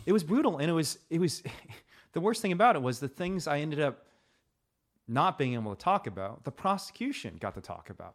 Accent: Indiana, United States; growing up in Indiana

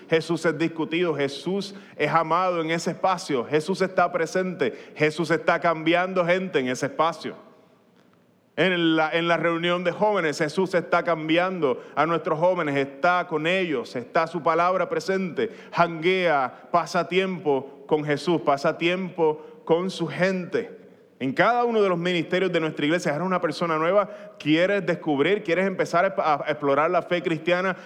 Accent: Puerto Rico

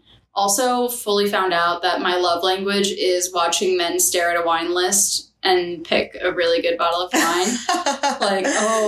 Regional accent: New York, United States; I'm a New Yorker.

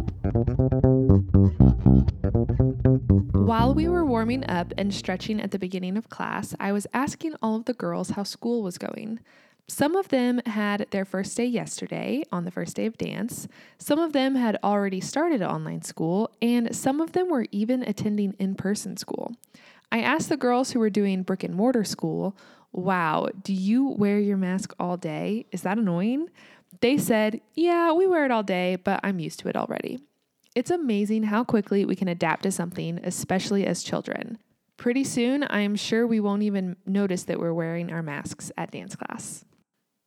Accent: United States; also born or lived in Kansas

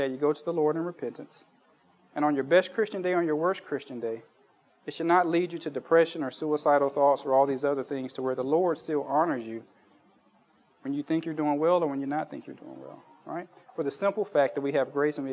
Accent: United States; moved away; when I was a kid growing up in Baptist church in the United States

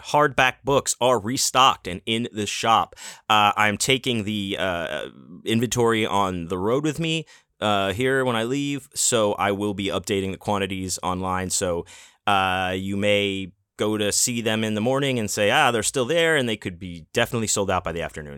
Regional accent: Houston, Texas, United States; now in Las Vegas, United States; I grew up in Houston, Texas

